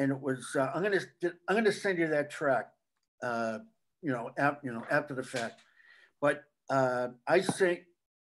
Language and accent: English; Quincy, Massachusetts, United States; moved away as an adult; also born or lived in Los Angeles / New York; I was from Quincy